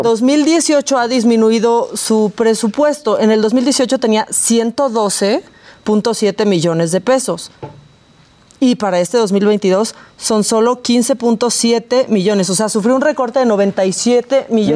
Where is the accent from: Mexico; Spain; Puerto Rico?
Mexico; Tijuana, Baja California; nací en Tijuana